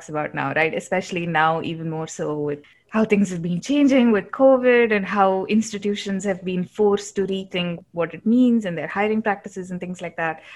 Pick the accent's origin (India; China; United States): India; as an Indian